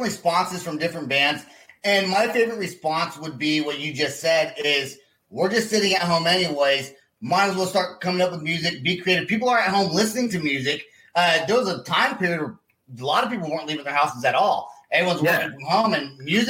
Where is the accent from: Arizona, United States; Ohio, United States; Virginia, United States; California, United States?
California, United States; moved away; I'm from California originally.